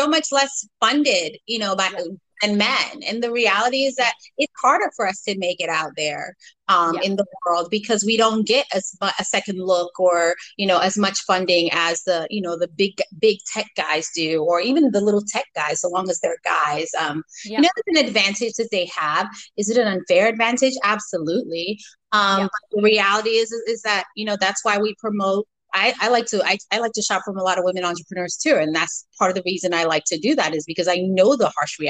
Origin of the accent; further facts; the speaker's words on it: United States; also born or lived in Sierra Leone; I was born in Sierra Leone. I came here when I was young. And then I also was raised in America